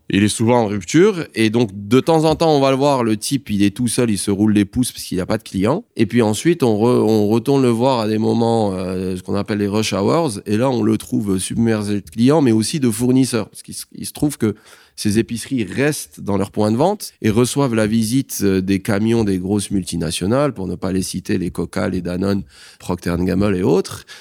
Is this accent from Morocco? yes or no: yes; Rabat, Rabat-Salé-Kénitra, Morocco; also born or lived in Paris, France; je suis marocain, je suis né ici. J'ai fait l'école française, j'ai eu mon bac au lycée français de Rabat